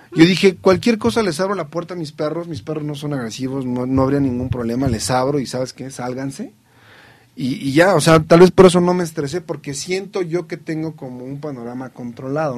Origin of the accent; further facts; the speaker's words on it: Mexico; como mexicano, como estudioso de las ciencias sociales